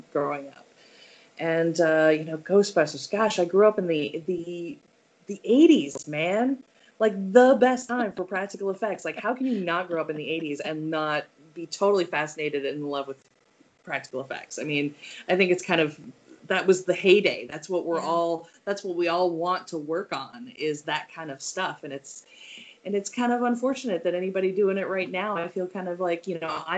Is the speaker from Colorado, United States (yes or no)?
yes; Colorado, United States; Growing up in Colorado